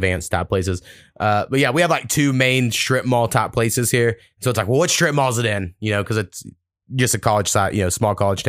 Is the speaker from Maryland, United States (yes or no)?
no; Waurika, Oklahoma, United States; moved away as an adult; I grew up in Warika, is my hometown